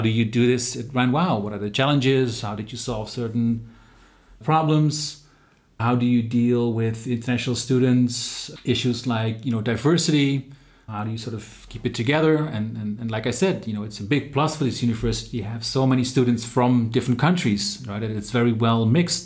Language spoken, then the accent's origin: English; Eindhoven, North Brabant, Netherlands; moved away as an adult; also born or lived in Nijmegen; now in Germany; I grew up in the Netherlands, in a place called Eindhoven, which is a little bit more to the south. I moved with my parents to Nijmegen when I was sixteen